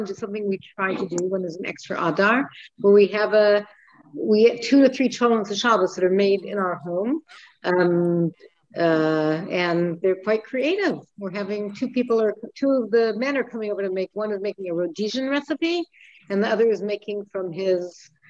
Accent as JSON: {"language": "English", "town": "Manchester", "region": "North West England", "country": "United Kingdom", "moved": "yes", "lives_now": "Hendon, United Kingdom", "said": "over the border in Hendon. Over the border. And I'm originally Mancunian."}